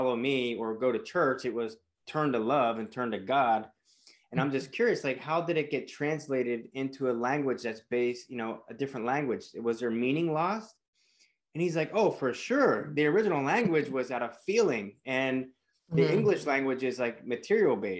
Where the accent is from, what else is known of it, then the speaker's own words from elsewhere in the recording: Pennsylvania, United States; I grew up in a Christian church, a small town in Pennsylvania, very sheltered